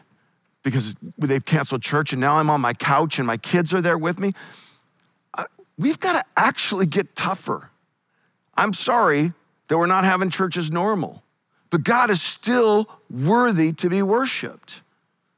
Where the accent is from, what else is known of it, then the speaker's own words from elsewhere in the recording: Eastern Washington State, United States; also born or lived in Northern California; now in California, United States; I grew up in Eastern Washington State